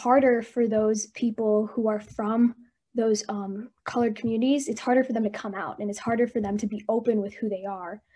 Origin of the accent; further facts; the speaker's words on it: United States; My parents immigrated to America from India around the early 2000s. So I grew up here in the States. I grew up in a very small white town